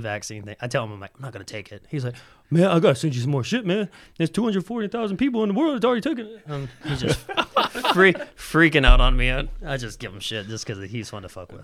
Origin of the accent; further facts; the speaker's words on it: Huntsville, Alabama, United States; the whole time I grew up in Huntsville